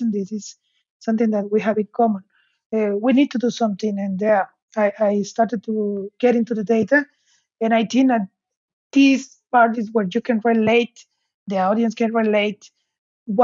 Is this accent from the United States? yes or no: no; Mexico; moved away as an adult; also born or lived in Aberdeen, United Kingdom; now in Hamburg, Germany; I'm from Mexico, but I'm currently based in Hamburg, Germany